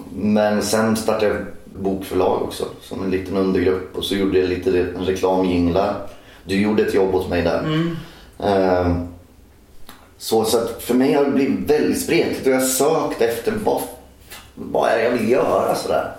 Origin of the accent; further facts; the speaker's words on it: Norsholm, Östergötland, Sweden; also born or lived in Skärkind; jag är uppvuxen i Norsholm som ligger mitt mellan Linköping och Norrköping.